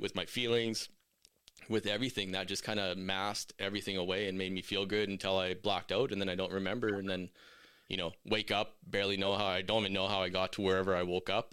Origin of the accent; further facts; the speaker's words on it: Meadow Lake, Saskatchewan, Canada; now in Red Deer, Canada; I'm from Metal Lake, Saskatchewan. I'm currently in Red Deer now